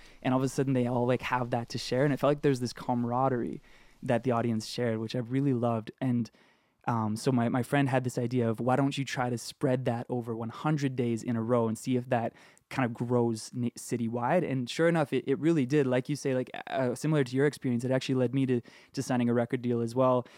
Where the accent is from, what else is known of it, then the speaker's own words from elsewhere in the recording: Edmonton, Alberta, Canada; also born or lived in Vancouver, British Columbia; now in Toronto, Canada; I grew up in Edmonton, Alberta, and I lived in Vancouver